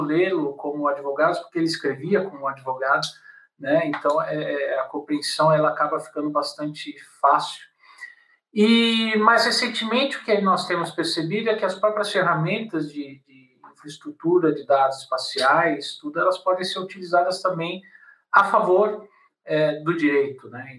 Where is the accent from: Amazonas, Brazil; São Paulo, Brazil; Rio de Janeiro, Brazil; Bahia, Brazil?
São Paulo, Brazil; eu sou de São Paulo e fazia direito na PUC e fazia geografia na USP